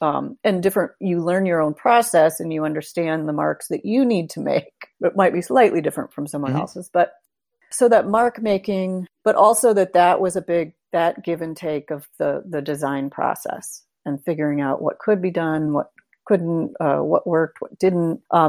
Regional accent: Holland, Michigan, United States; Holland, Michigan.

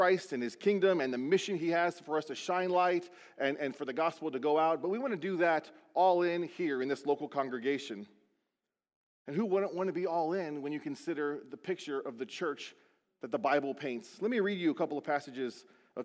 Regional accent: Beaufort, South Carolina, United States; born or raised there; moved away

